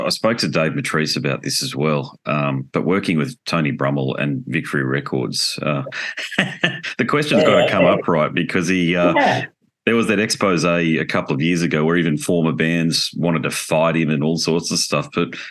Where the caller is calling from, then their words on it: Gold Coast, Queensland, Australia; Just a little south of Brisbane in Australia, Gold Coast.